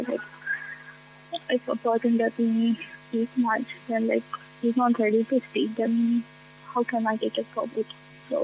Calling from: Mumbai, Maharashtra, India; I'm calling from Mumbai.

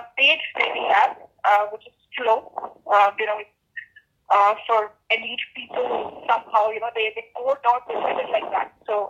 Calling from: Delhi, India; I'm calling from Delhi.

